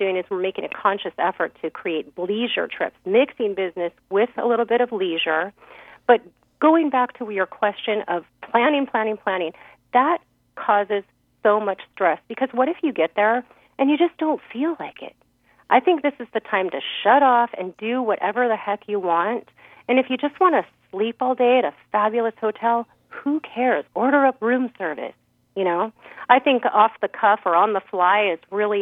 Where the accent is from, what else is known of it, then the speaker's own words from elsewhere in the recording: California, United States; I'm from California